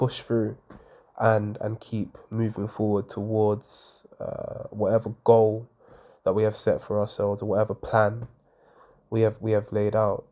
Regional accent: London, United Kingdom; I grew up, I was born in Hackney in Homerton, to a mum of three

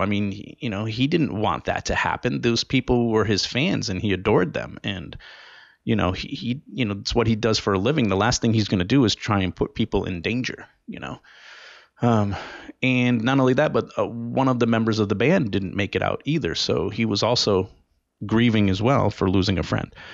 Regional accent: Rhode Island, United States; in my home state of Rhode Island. That's where I was born and where I grew up.

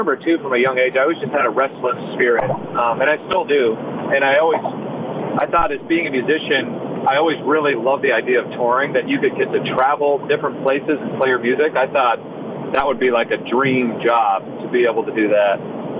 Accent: Rock Island, Illinois, United States; moved away; also born or lived in Fort Belvoir, Virginia; we kind of lived in two locations. We lived on the Rock Island Arsenal. Rock Island is kind of like an island. It's part of the Quad Cities in northwestern Illinois.

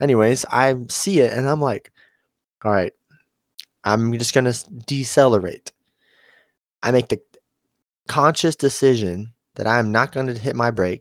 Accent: Osceola, Arkansas, United States; I was at home in Osceola

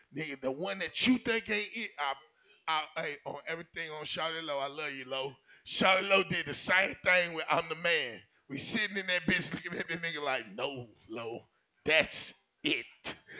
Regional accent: Atlanta, Georgia, United States; I'm from Campbellton Road. I'm from the SWAT.

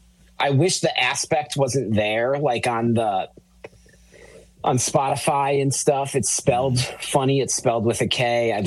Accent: Springfield, Massachusetts, United States; now in California, United States; my hometown of Springfield, Massachusetts

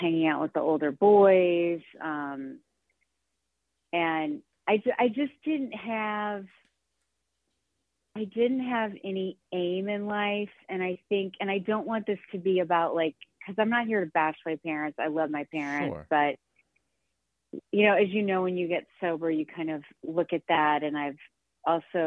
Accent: St. Louis, Missouri, United States; I grew up in St. Louis, Missouri, just outside in a suburb.

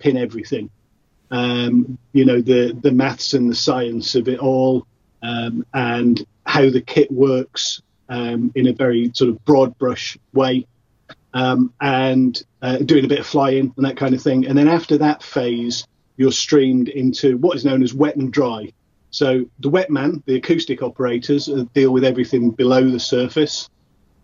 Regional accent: Salford, North West England, United Kingdom; where I grew up in Salford

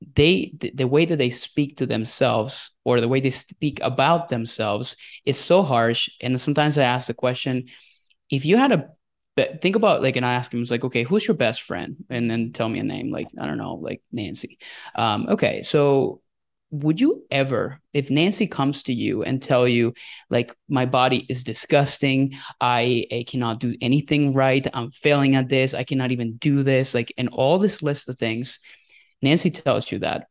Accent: Venezuela; English is a second language; moved away as an adult; also born or lived in Indiana, United States; now in United States; I am a Venezuelan immigrant. I was born and raised in Venezuela

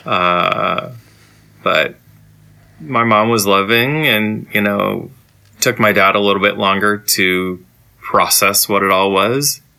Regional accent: Saginaw, Michigan, United States; growing up in Saginaw as an LGBT person

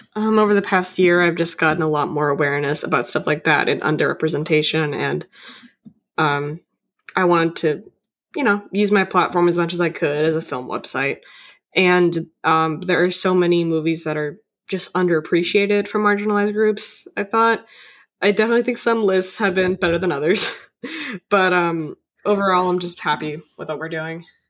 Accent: Boston, Massachusetts, United States; I'm from Boston

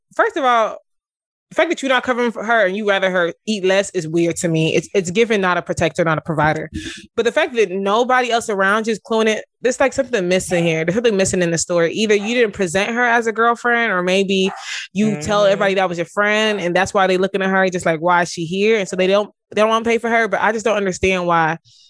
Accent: Nigeria; as a Nigerian woman

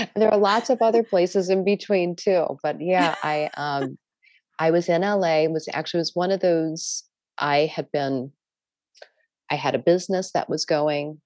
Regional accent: Maryland, United States; I grew up in Maryland

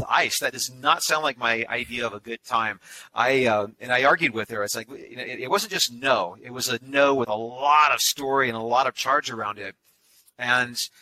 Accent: Austin, Texas, United States; I grew up in Austin, Texas

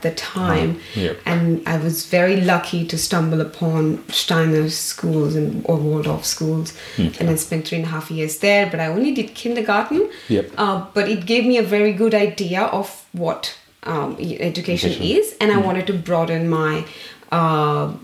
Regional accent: Pune, Maharashtra, India; moved away as an adult; now in Australia; I come from Pune, a small town in the west of India

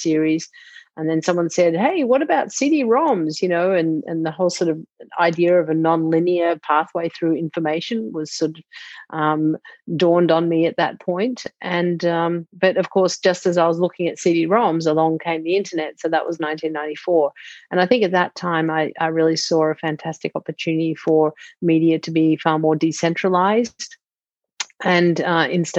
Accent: Melbourne, Victoria, Australia; moved away as an adult; now in Sausalito, United States; I'm from Melbourne originally, and now I live in Sausalito, California, which is just north of San Francisco

